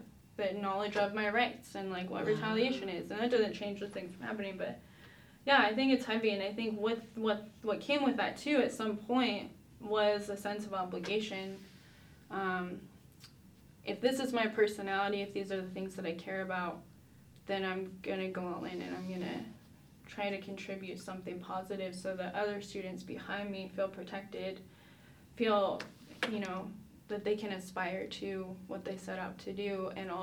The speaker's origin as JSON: {"language": "English", "town": "Detroit", "region": "Michigan", "country": "United States", "tie": "born or raised there", "said": "growing up in Detroit"}